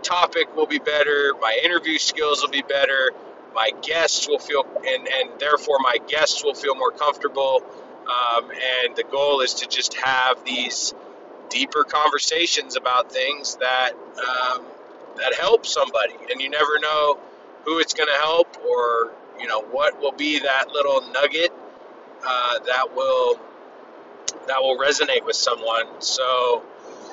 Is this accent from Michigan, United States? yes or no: no; California, United States; I grew up in California, family of four, great childhood, one sister